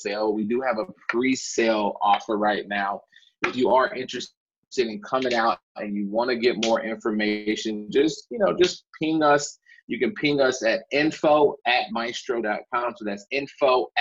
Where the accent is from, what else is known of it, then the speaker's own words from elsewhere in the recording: Chicago, Illinois, United States; I'm a kid from the South Side of Chicago